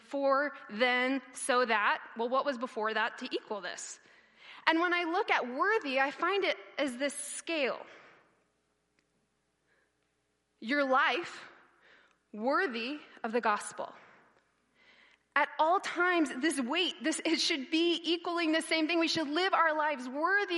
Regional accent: United States; I'm there with my blue American passport, like, I'm that American right now

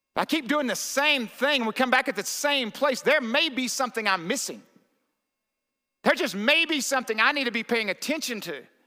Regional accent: the South, United States; I was raised in the South

